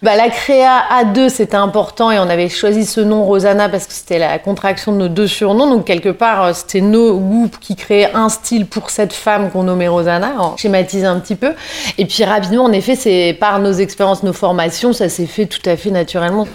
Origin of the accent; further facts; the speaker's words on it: Lille, Hauts-de-France, France; moved away as an adult; now in Paris, France; J'ai grandi dans le Nord, euh, dans une grande famille, euh, comme c'est souvent le cas euh, à Lille